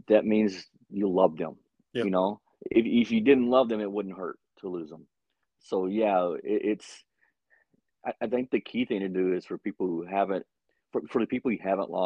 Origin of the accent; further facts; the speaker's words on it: Hooks, Texas, United States; moved away; my hometown